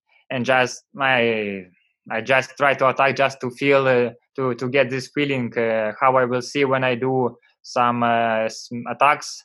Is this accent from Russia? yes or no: yes; Vyborg, Leningrad Oblast, Russia; English is a second language; I come from Vyborg. It's near Finland. In my city was always a bad weather